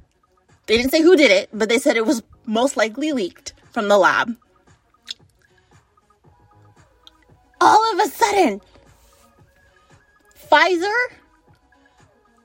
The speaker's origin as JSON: {"language": "English", "country": "United States", "said": "as an American"}